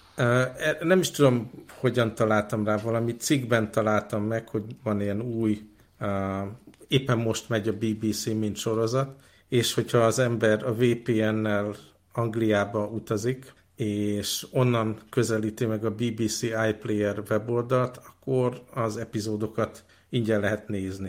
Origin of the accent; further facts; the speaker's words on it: Hungary; ott voltam én, mint magyar, feleségem ukrán